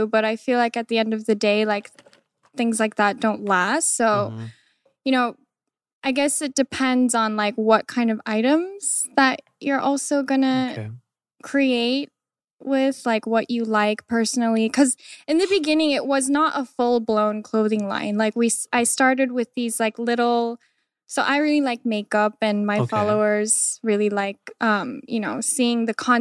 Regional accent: Des Moines, Washington, United States; also born or lived in Iowa; I grew up in a very small neighborhood around Seattle called Des Moines

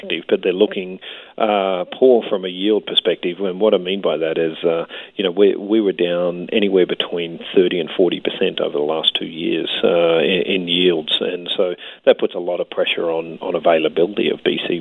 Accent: Australia; also born or lived in New Zealand / Ontario, Canada; now in British Columbia, Canada; I come from Australia originally.

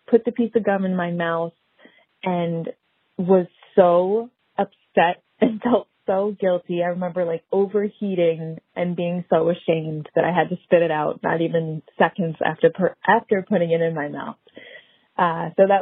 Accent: New England, United States; I was raised in New England

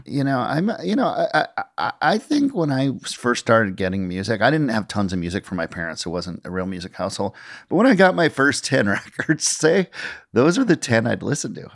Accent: Minnesota, United States; I grew up in Minnesota

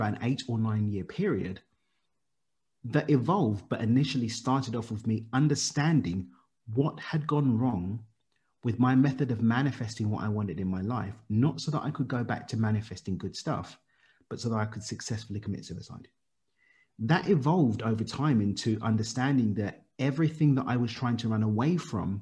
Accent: London, United Kingdom; child of Zimbabwean immigrants born and raised in East London in the UK

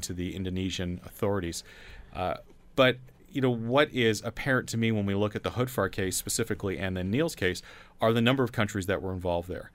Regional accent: Canada

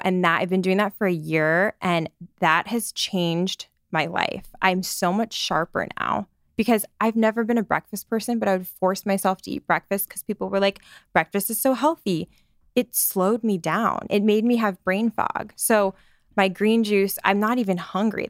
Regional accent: Scottsdale, Arizona, United States; moved away as an adult; also born or lived in Phoenix, Arizona; now in New York, United States; I grew up in Scottsdale, Arizona

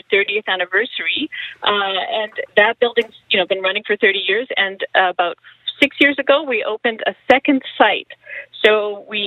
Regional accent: Canada; I was born here. My parents are immigrants

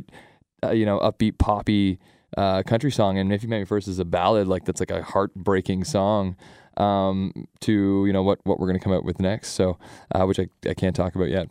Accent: Sarnia, Ontario, Canada; also born or lived in London, Ontario; I'm from Sarnia

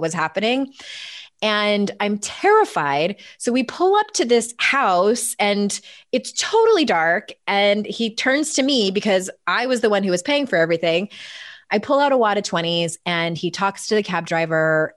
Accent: San Diego, California, United States; moved away as an adult; now in East Coast, United States; I was born and raised in San Diego. I was there until I was thirty-six

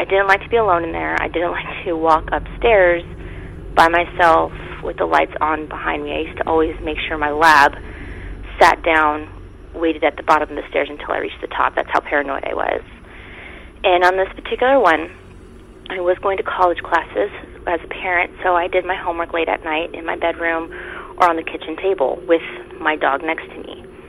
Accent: California, United States; I'm originally from California, but I'm a dependent of a military member in the service, so I move around a lot.

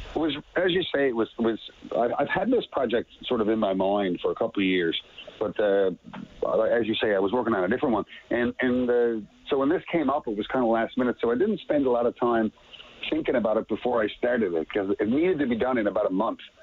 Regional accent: Petty Harbour, Newfoundland and Labrador, Canada; my very young life growing up in Petty Harbor, my little fishing town with like 500 people

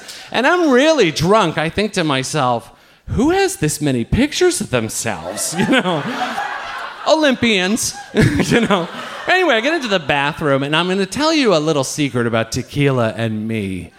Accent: Ireland; I take a different route to my house because I'm fucking Irish and I know how this works.

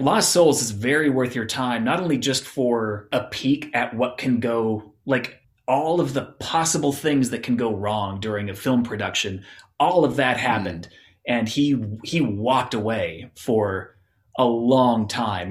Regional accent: Phoenix, Arizona, United States; I grew up in Phoenix, Arizona

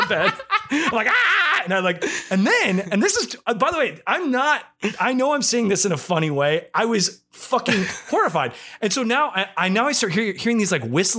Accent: the Midwest, near Detroit, Michigan, United States; I'm from the Midwest and very close to Detroit

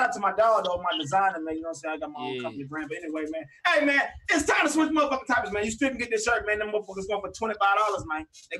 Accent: Georgia, United States; I'm from Georgia.

